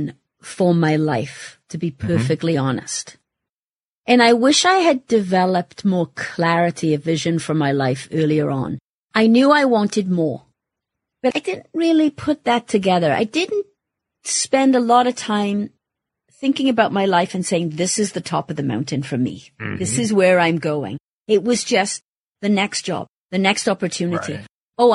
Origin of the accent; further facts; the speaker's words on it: Wales, United Kingdom; moved away as an adult; my home country and Wales